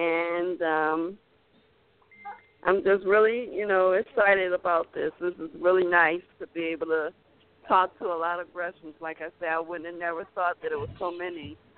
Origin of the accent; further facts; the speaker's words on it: Detroit, Michigan, United States; I'm from Detroit, Michigan.